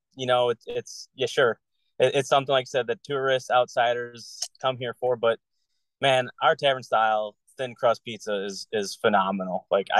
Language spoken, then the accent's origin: English; Lombard, Illinois, United States; I grew up in Lombard, which is a little further south, about 20 minutes.